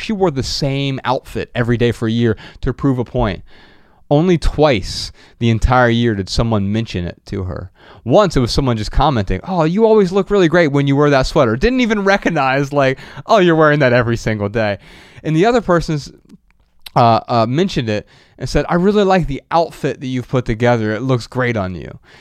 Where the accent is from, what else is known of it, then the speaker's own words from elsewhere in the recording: Ohio, United States; where we grew up in Ohio